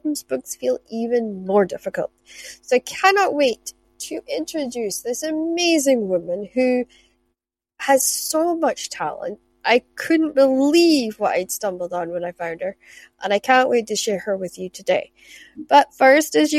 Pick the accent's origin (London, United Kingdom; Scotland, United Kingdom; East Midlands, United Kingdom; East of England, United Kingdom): Scotland, United Kingdom; Shetland; I grew up in Shetland where we had selkies and mermaids